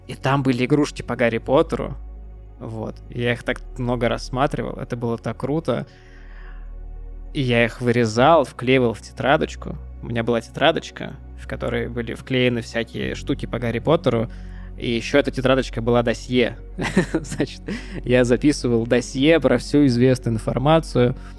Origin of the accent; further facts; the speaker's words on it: Pskov, Pskov Oblast, Russia; Мы ездили из Пскова, а, в гости к нашей тёте в Петербург